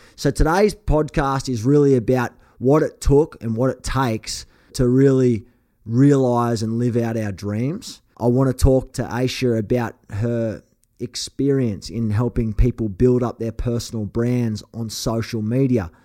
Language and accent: English; Australia; accent: Aussie; now in Los Angeles, United States; my token Aussie accent